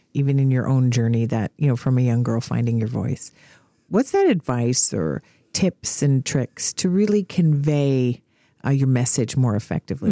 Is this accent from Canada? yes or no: yes; Canada; all Canadians have. We've got our quiet confidence